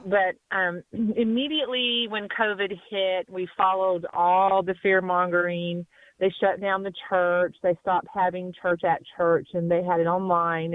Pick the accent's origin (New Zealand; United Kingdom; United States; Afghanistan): United States; Lawton, Oklahoma; I'm from Lawton